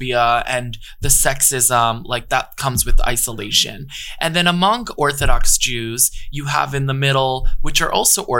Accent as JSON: {"language": "English", "region": "New York", "country": "United States", "tie": "born or raised there", "said": "growing up in the Lower East Side"}